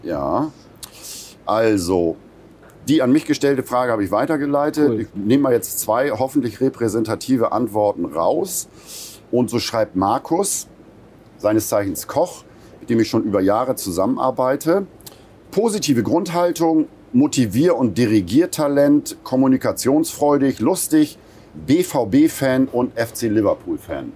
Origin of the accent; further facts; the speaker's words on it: Buxtehude, Lower Saxony, Germany; moved away as an adult; Buxtehude haben wir uns nach über 20 Jahren äh, Weltenbummlerei äh, haben wir uns entschieden, weil das meine Heimatstadt ist